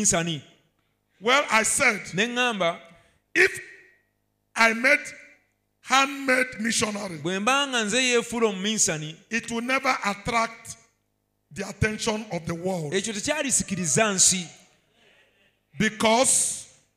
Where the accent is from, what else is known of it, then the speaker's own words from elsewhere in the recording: Nigeria; we are speaking English in Nigeria